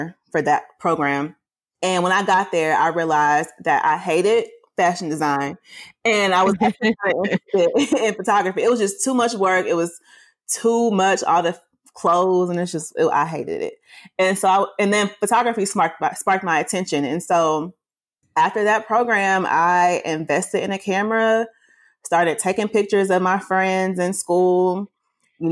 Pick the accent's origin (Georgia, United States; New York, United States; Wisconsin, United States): Georgia, United States; Atlanta; I'm from Atlanta, born and raised, been out here my whole life